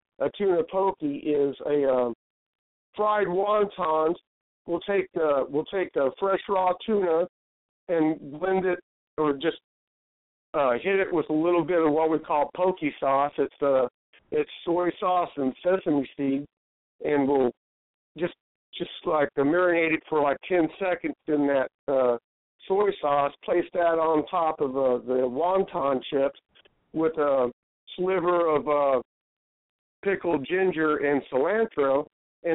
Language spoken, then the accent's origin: English; Amarillo, Texas, United States; moved away as an adult; also born or lived in Colorado; now in Florida Keys, United States; the day I left my hometown Amarillo to come to the Keys